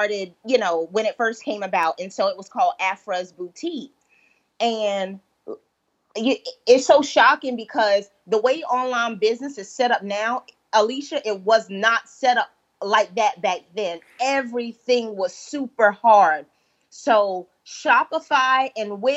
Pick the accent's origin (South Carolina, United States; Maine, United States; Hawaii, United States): South Carolina, United States; Holly Hill; also born or lived in Georgetown, South Carolina; from Holly Hill, South Carolina